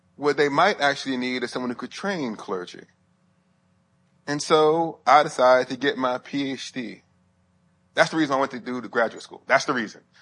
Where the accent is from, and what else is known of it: Huntsville, Alabama, United States; moved away